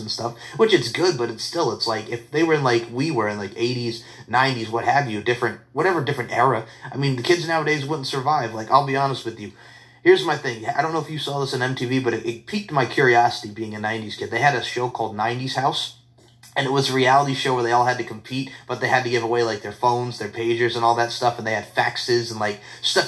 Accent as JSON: {"language": "English", "area": "Long Island", "region": "New York", "country": "United States", "tie": "born or raised there", "said": "I grew up on Long Island."}